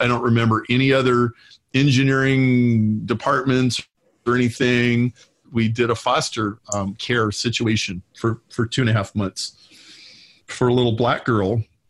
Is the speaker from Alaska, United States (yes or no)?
no; Lincoln, Nebraska, United States; moved away as an adult; now in Chicago, United States; to Chicago from Lincoln, Nebraska, when I was 23, and I'm 50 now.